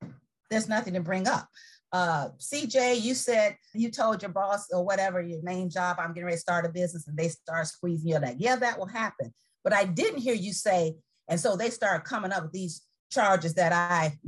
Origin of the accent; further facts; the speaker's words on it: Chicago, Illinois, United States; now in Tampa, United States; I'm from Chicago